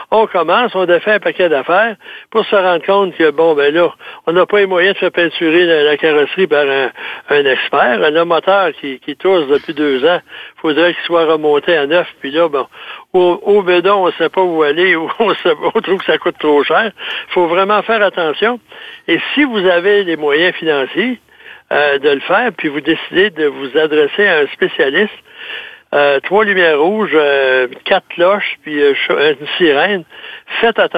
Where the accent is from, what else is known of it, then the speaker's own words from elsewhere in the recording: Saint-Basile-le-Grand, Quebec, Canada; Chez moi, dans mon patelin, à Saint-Basile-de-Grand, il y avait une personne qui a travaillé chez Volvo euh, pendant longtemps